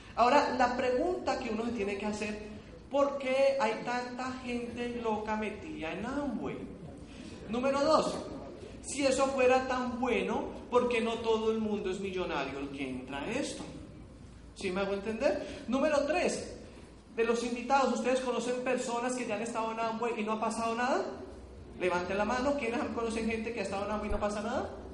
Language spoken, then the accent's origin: Spanish; Cali, Valle del Cauca, Colombia; Yo soy aquí caleño